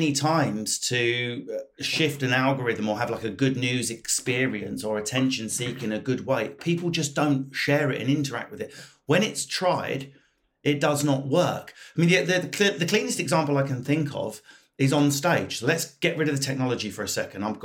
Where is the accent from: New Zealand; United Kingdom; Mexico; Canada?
United Kingdom; I'm British